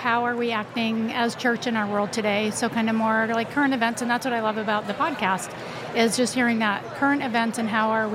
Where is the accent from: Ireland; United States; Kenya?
United States; Flagstaff, Arizona; I'm from Flagstaff, Arizona